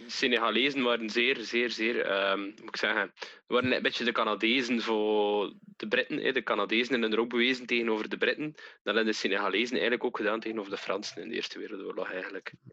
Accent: Wevelgem, Flanders, Belgium; Ik kom ook uit Wevelhem

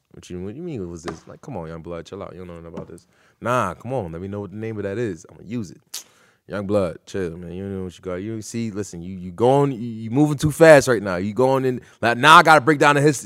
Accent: New Britain, Connecticut, United States; Born and raised in New Britain.

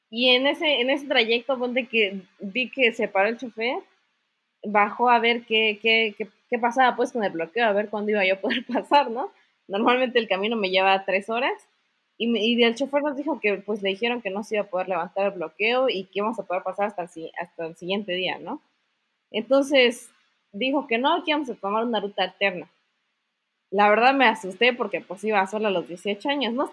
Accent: Comitán de Domínguez, Chiapas, Mexico; tengo 20 años de edad y soy chiapaneca de corazón. Nací en el municipio de Comitán de Domínguez, Chiapas.

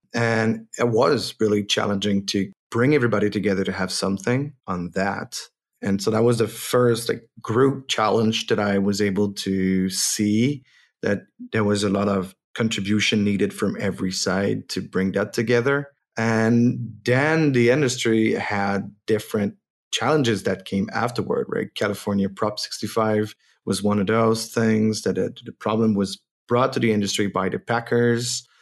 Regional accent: Quebec, Canada; first language French; English is a second language; I'm not an English native, so if it sounds like I'm looking for my words, it's my French coming back

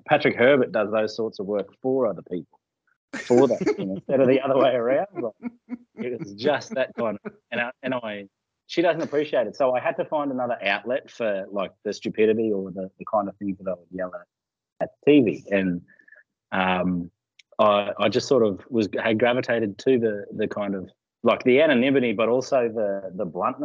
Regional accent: Murgon, Queensland, Australia; also born or lived in Cherbourg; I grew up in Mergen and Cherbourg, so around where Steve Renoff and Selwyn Cobb are from

